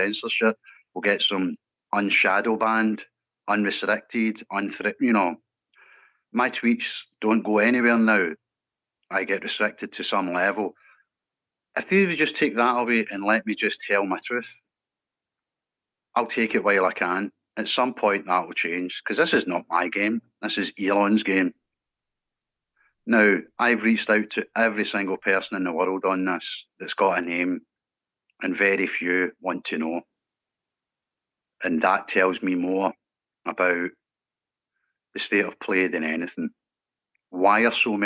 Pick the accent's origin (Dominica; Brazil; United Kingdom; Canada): United Kingdom; Scotland; I'm a Scottish lad.